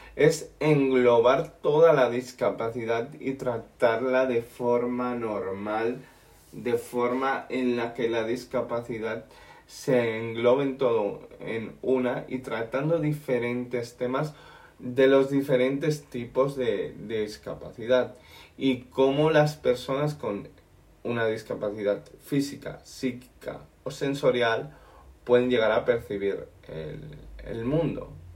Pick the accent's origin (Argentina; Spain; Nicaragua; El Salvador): Spain; yo soy español